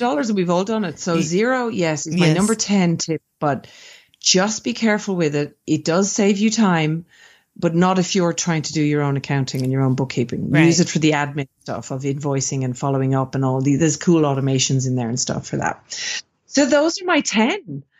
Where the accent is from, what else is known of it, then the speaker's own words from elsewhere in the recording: Ireland; moved away; also born or lived in Sydney, Australia; So I'm Irish originally. Mm-hmm. I'm originally from Ireland. Mm-hmm. And I spent 17 years in beautiful Sydney, Australia.